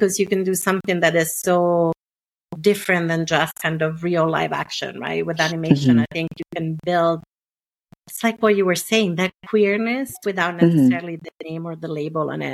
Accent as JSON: {"language": "English", "country": "Italy", "tie": "born or raised there", "accent": "non-Anglo", "second_language": "English", "moved": "yes", "said": "growing up in Italy in the 70s and 80s"}